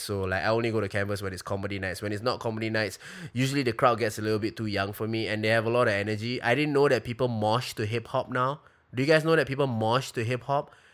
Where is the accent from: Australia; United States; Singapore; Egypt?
Singapore; I'm Singaporean, we grew up in Singapore